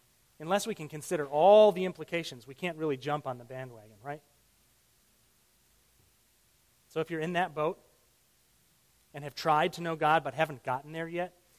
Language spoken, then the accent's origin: English; Illinois, United States; I grew up in Illinois.